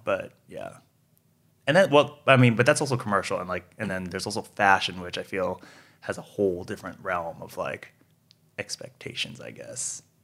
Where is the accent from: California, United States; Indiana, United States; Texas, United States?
California, United States; Monterey Park; also born or lived in Fullerton; I grew up in SoCal, grew up in Monterey Park